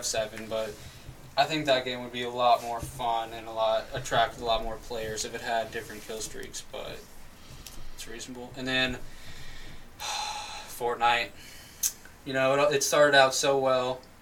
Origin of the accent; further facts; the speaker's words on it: Madison, Indiana, United States; From Madison, Indiana